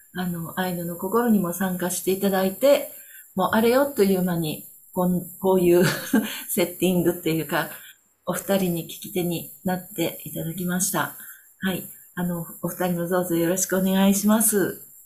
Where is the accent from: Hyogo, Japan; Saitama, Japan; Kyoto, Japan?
Hyogo, Japan; Kobe; moved away as an adult; now in Onishi, Japan; 私は、あの、神戸生まれの神戸育ちなんですけれども、10年前に311の後にどういうわけか、西からこっちの方に東に移ってきました。